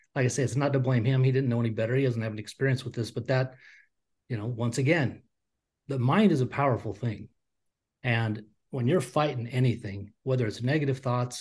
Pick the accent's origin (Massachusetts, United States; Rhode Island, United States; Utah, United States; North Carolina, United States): Utah, United States; I grew up in Utah, which is a very staunch Mormon community